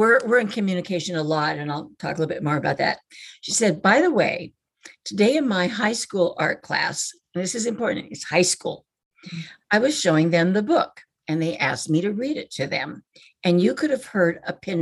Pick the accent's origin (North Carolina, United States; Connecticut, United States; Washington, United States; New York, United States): Washington, United States; where I grew up in Washington State